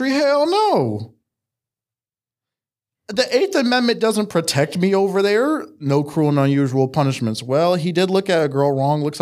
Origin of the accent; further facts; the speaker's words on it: Maryland, United States; I grew up in Maryland.